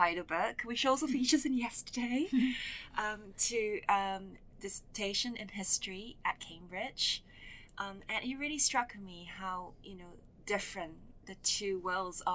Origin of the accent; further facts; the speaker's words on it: Kuala Lumpur, Malaysia; when I was growing up in Kuala Lumpur